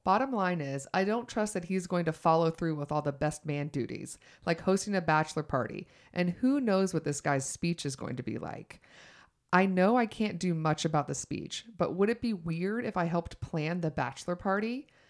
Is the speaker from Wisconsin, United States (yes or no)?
no; Georgia, United States; moved away; also born or lived in New York / Los Angeles; I'm from Georgia